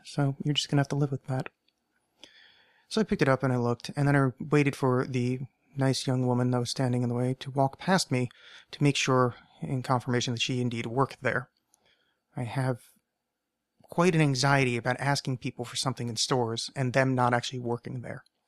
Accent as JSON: {"language": "English", "region": "East Coast", "country": "United States", "tie": "born or raised there", "moved": "yes", "lives_now": "Portland, United States", "said": "I grew up on the East Coast"}